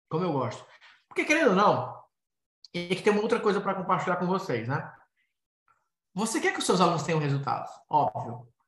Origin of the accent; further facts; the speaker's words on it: Ceará, Brazil; Cearense aqui também, cabeça chata, né? Tô dentro.